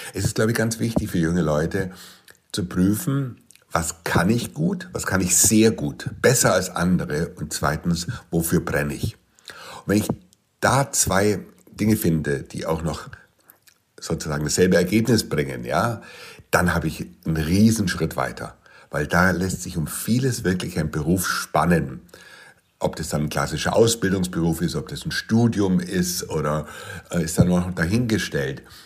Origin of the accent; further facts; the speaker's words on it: Munich, Bavaria, Germany; ich bin 1963 in München geboren